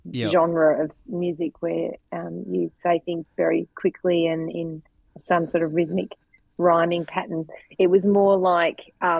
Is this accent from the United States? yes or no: no; Devonport, Tasmania, Australia; also born or lived in Hobart; I was from Devonport.